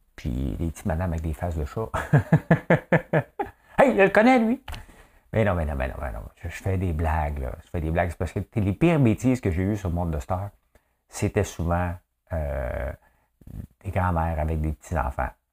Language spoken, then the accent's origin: French; Quebec, Canada